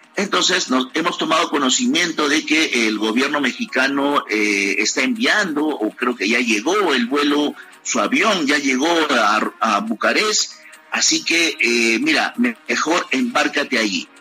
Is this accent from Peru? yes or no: yes; Peru; moved away as an adult; also born or lived in Ukraine / New York